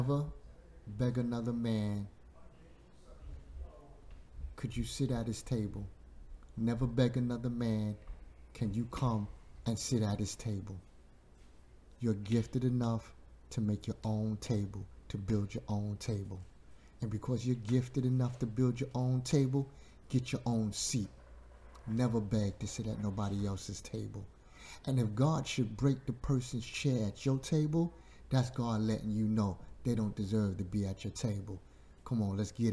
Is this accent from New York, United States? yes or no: yes; New York City, New York, United States; Growing up in Bushwick, Brooklyn